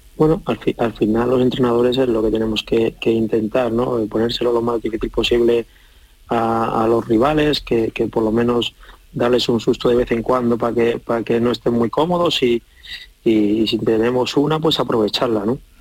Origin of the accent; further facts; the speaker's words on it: San Sebastián, Basque Country, Spain; yo soy de Donosti